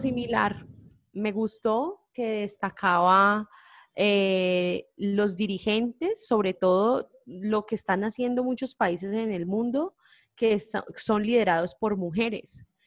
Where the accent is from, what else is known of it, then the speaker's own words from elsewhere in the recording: Colombia; lo que somos nosotros como nación, lo que somos nosotros como colombianos